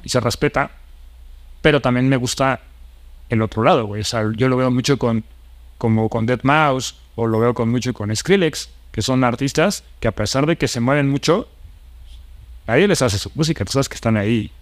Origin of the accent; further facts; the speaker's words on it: Mexico City, Mexico; moved away as an adult; also born or lived in Spain; los chilangos, mi tierra